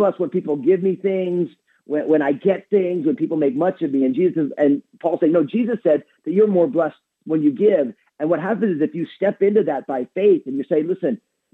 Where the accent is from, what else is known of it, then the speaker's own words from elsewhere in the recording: New Jersey, United States; I'm all Italian from New Jersey